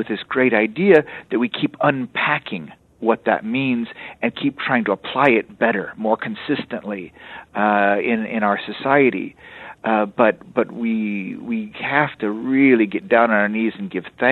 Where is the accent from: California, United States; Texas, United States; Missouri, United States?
Texas, United States; also born or lived in Europe; I'm from Texas